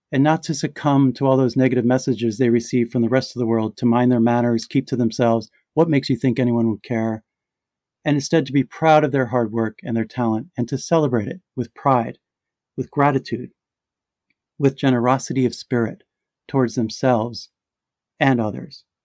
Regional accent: New York, United States; And then there was the New York event at my hometown library, the very library I used to walk to by myself during the quiet years after my sister died, my childhood sanctuary.

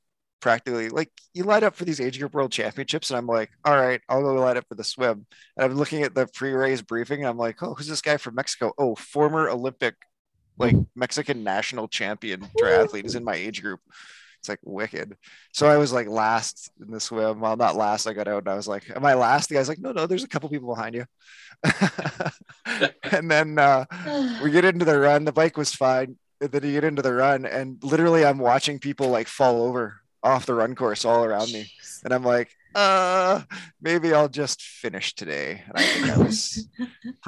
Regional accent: Calgary, Alberta, Canada; I come from Calgary, Alberta

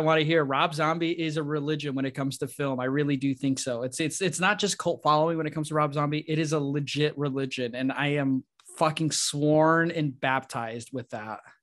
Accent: Illinois, United States; moved away; I'm from Illinois, Haddonfield in Illinois

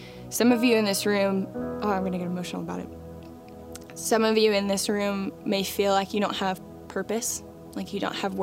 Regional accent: Flowery Branch, Georgia, United States; I grew up in Flowery Branch

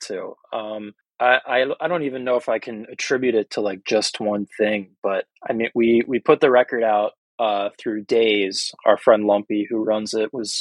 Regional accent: Wilmington, Delaware, United States; So I'm from Wilmington, like the northern tip of the state. I'm like basically right on the Pennsylvania state line. And I've lived there my whole life.

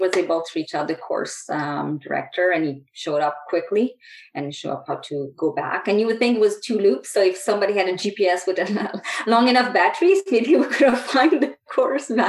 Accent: Quebec, Canada; now in Calgary, Canada; I grew up in Quebec

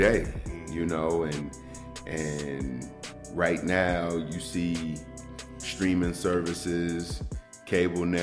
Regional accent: Chicago, Illinois, United States; moved away as an adult; I'm from Chicago, Illinois. South side to the fullest.

